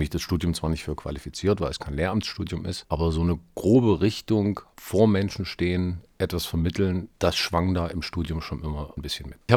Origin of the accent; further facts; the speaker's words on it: Erfurt, Thuringia, Germany; nach der Schießerei am Gutenberg-Gymnasium in Erfurt, was ja auch meine Heimatstadt ist, was mich also auch irgendwo äh, auf eine besondere Weise auch getroffen hat.